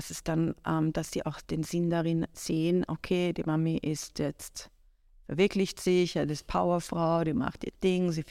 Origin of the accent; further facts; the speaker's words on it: Iran; also ich kann ja nicht leugnen, wo ich herkomme. Ich bin so, ich bin damit aufgewachsen. Mhm. Aber ähm, ich wollte gar nicht, also mir war auch immer extrem wichtig, jetzt nicht als persische Köchin wahrgenommen zu werden.